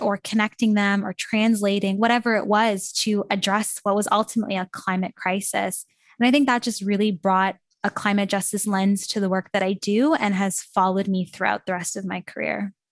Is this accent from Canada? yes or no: yes; Canada; I'm from Canada, so I was sitting in Canada in my classroom